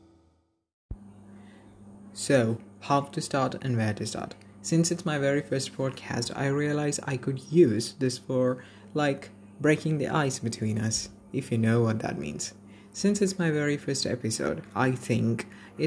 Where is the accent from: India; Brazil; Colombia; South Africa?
India; Kerala; I'm a native of Kerala